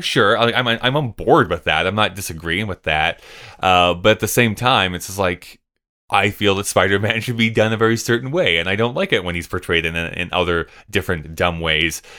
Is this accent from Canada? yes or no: yes; Canada; I'm Canadian.